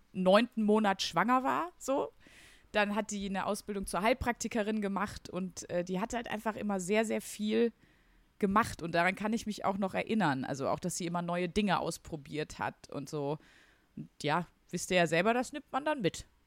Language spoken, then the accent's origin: German; Wuppertal, North Rhine-Westphalia, Germany; accent: Ruhrgebiet; also born or lived in Wesel; ich bin äh, in Wesel geboren im Krankenhaus. Okay. Ähm, genau. Und dann bin ich sogar aufgewachsen in Wuppertal